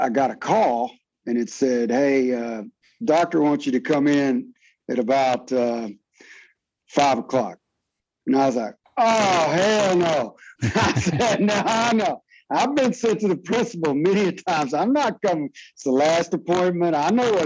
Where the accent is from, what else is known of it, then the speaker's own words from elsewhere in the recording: Fort Worth, Texas, United States; moved away; my hometown in Fort Worth, Texas